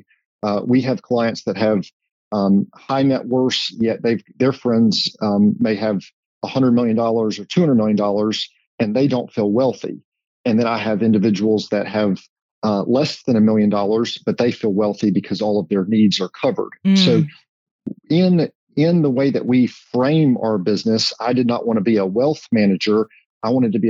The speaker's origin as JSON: {"language": "English", "town": "High Point", "region": "North Carolina", "country": "United States", "tie": "born or raised there", "said": "I grew up in High Point"}